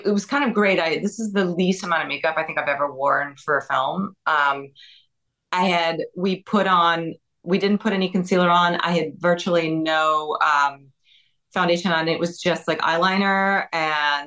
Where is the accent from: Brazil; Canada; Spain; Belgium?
Brazil; I'm from Brazil.